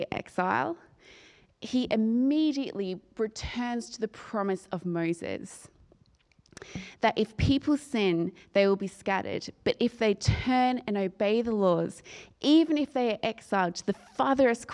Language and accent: English; Australia; moved away as an adult; I'm from Australia, and I've been an expat for 10 years this year